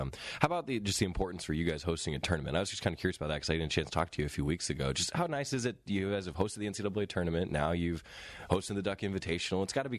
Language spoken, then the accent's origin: English; Santa Cruz, California, United States; my hometown of Santa Cruz